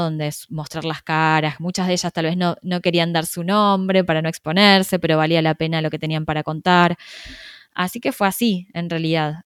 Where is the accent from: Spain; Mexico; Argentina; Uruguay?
Argentina; yo soy argentina, vivo en Buenos Aires